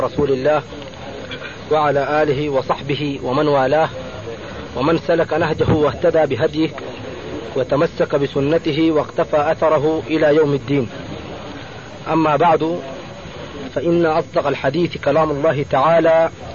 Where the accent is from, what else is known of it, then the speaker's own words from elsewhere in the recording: Sudan; نحن شباب من السودان من جماعة أنصار السنة المحمدية